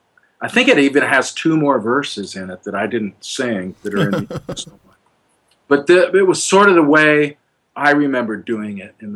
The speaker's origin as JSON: {"language": "English", "region": "Oregon", "country": "United States", "tie": "born or raised there", "said": "growing up in Oregon"}